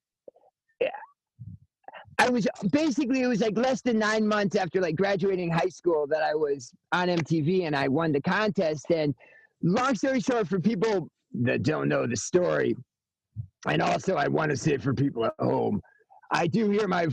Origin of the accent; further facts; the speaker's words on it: Connecticut, United States; I'm from Connecticut.